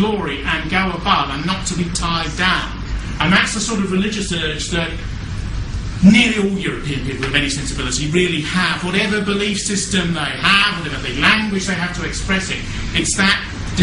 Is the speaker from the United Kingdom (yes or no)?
yes; England, United Kingdom; as an Englishman